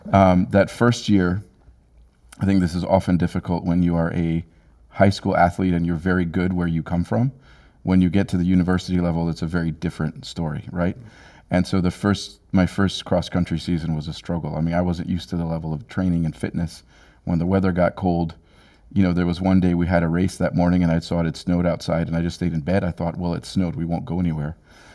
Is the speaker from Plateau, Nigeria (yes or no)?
yes; Jos, Plateau, Nigeria; But where I grew up in Jos, Nigeria, it's at a mile in elevation.